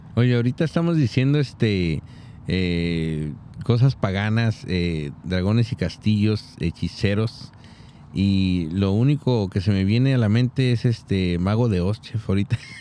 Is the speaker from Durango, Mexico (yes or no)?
yes; Súchil, Durango, Mexico; born or raised there